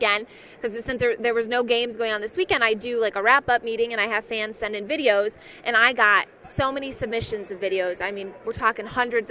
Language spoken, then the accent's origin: English; Michigan, United States; I grew up in Michigan